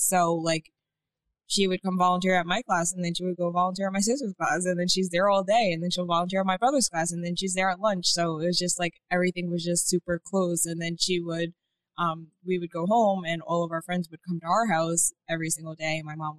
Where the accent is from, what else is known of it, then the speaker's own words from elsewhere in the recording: Poughkeepsie, New York, United States; also born or lived in Manhattan; So, I grew up in the town of Poughkeepsie. I went to the Arlington School District. My parents are from the city, so I was actually born in Manhattan, and I moved here when I was one. But that doesn't count. I'm from Poughkeepsie.